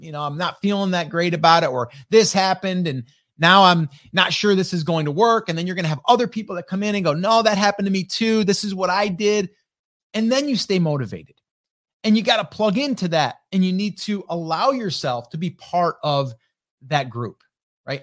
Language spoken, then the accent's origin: English; upstate New York, United States; I'm from upstate New York